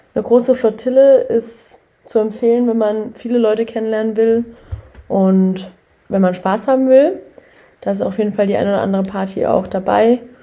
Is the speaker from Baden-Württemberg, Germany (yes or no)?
yes; Karlsruhe, Baden-Württemberg, Germany; ich komme aus Karlsruhe